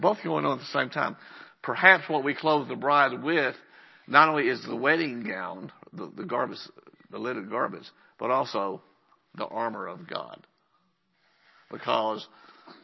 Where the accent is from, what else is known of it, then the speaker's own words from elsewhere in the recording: Lubbock, Texas, United States; moved away as an adult; now in Andrews, United States; I'm from Lubbock